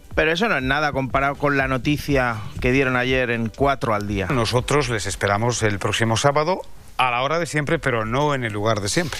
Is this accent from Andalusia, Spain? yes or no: no; Madrid, Community of Madrid, Spain; como decimos los de Madrid